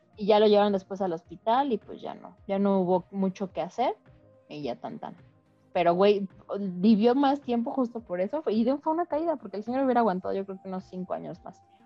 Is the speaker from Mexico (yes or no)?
yes; Mexico